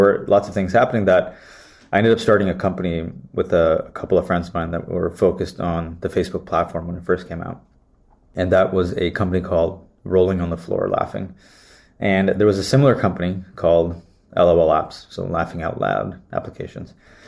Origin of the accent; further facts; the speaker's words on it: Santa Clara, California, United States; So I was born and raised in California, Santa Clara